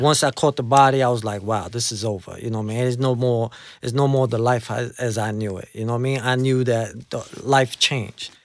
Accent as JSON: {"language": "English", "town": "New York City", "region": "New York", "country": "United States", "tie": "born or raised there", "also_born_or_lived": "Colombia", "said": "I'm from the tough side of, of, of, of Queens, you know, I'm from Jamaica. That's where I was, uh, you know, that's where I lived my life. I was raised in Jamaica."}